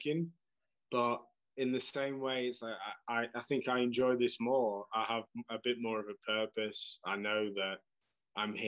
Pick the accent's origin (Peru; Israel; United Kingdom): United Kingdom; England; moved away as an adult; now in Slovakia; I'm English